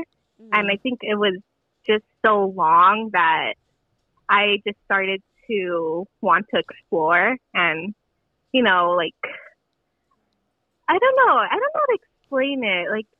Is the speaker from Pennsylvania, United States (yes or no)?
no; Los Angeles, California, United States; So I'm from LA, close to, like, East LA, Pasadena area.